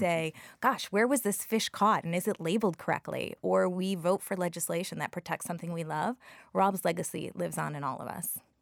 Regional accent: Chicago, Illinois, United States; moved away; also born or lived in New York; I grew up in Chicago

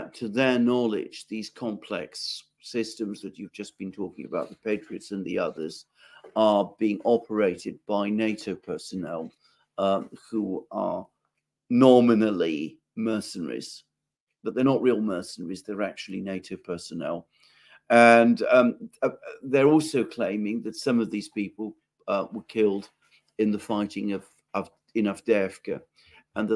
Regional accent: United Kingdom; I'm British and I live in Britain

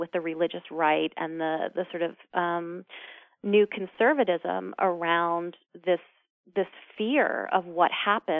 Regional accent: New York City, New York, United States; my co-founders and I grew up in New York City

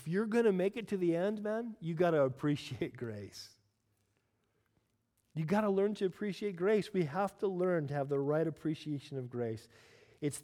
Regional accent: United States; I am American after all

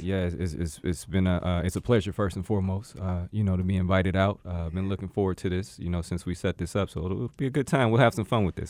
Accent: Gary, Indiana, United States; moved away as an adult; now in Arizona, United States; the three of us all come from Gary, Indiana, uh, right outside of Chicago

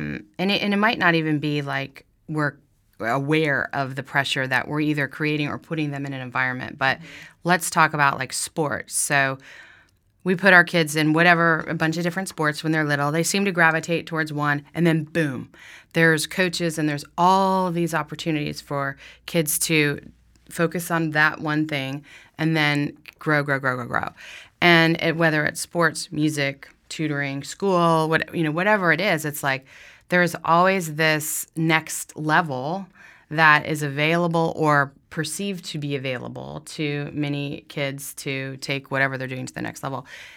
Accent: Florida, United States; I've done it. I grew up in Florida. I'm not afraid of fish.

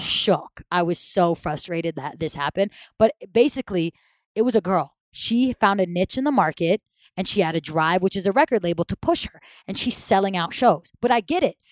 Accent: Saudi Arabia; moved away; was born and raised in Saudi Arabia

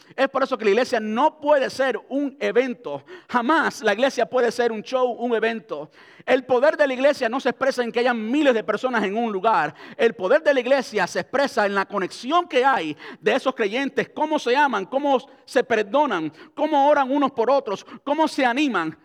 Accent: Cuba; moved away; crecí en Cuba donde se mendigaba pan

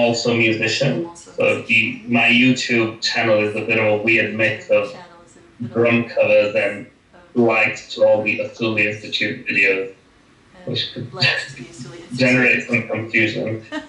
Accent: Italy; now in London, United Kingdom; I have Pakistani origin, but I grew up in Italy.

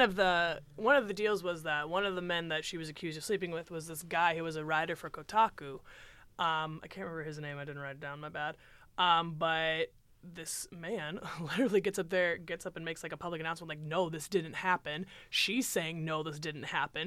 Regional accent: United States; as American citizens

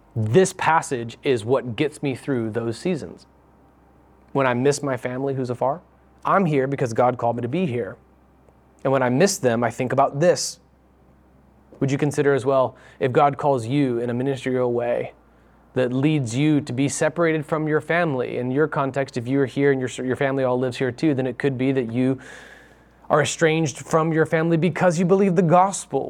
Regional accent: United States

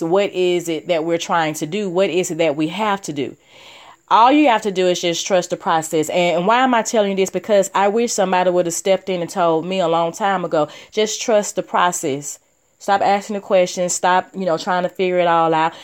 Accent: Alabama, United States; I'm this girl from Alabama

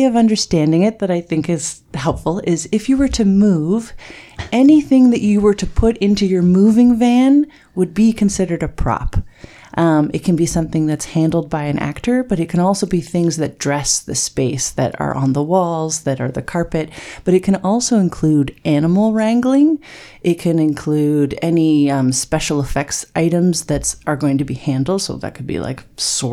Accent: Bracebridge, Ontario, Canada; moved away as an adult; also born or lived in Montreal / Austin, Texas; now in Toronto, Canada; I grew up in Bracebridge, so just down the way.

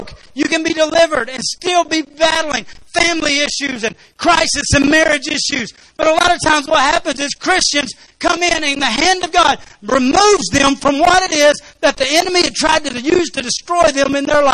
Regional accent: Arkansas, United States; I'm from Arkansas

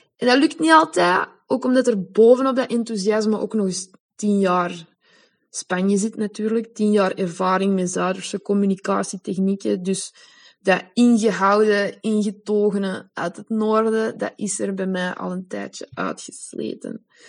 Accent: Belgium; first language Dutch; moved away as an adult; now in Spain; vrouwen uit mijn geboorteland

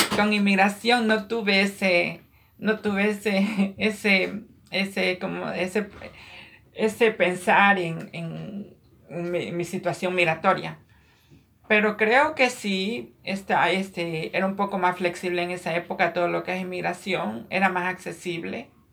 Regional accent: Ecuador; moved away as an adult; now in Queens, New York, United States; nací en, Ecuador, Sudamérica. Emigré a este país hace aproximadamente 20 años.

